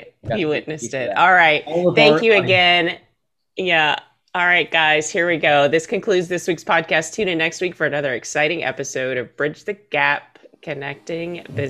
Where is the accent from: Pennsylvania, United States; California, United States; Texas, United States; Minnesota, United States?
Texas, United States; It's because I'm from Texas. I say things the way they're spelled.